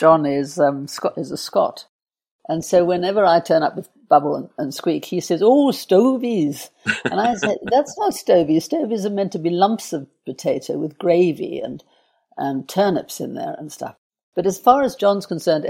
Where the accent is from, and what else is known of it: Johannesburg, Gauteng, South Africa; born or raised there